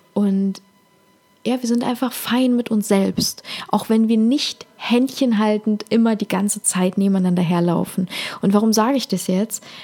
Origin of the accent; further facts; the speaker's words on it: Ukraine; moved away; Ich bin ja aus der Ukraine, das heißt, ich spreche Russisch